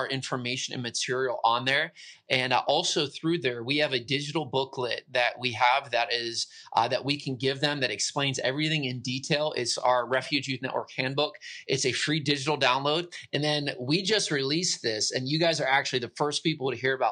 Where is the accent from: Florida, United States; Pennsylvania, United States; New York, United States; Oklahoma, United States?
Pennsylvania, United States; Pittsburgh; moved away as an adult; now in central Pennsylvania, United States; I'm originally from Pittsburgh. So I'm from the great city of Pittsburgh